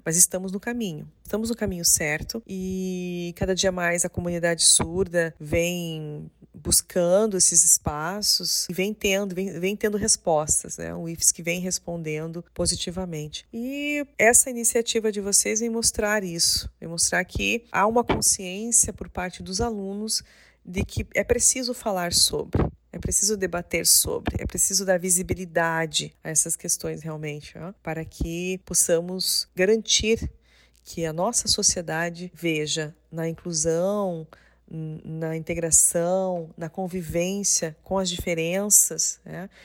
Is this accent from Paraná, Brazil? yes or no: yes; Paraná, Brazil; now in Santa Catarina, Brazil; na minha cidade, na cidade de onde eu nasci, no Paraná